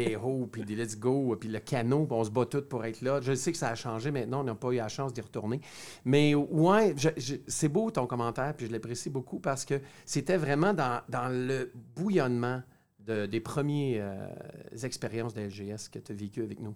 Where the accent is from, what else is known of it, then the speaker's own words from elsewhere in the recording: Ontario, Canada; je suis franco-ontarien